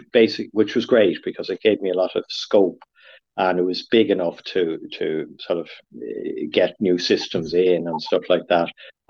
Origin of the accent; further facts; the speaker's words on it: Dublin, Leinster, Ireland; moved away as an adult; also born or lived in San Francisco, United States; now in Sligo, Ireland; I'm originally from Dublin, but my father was from Leitrim.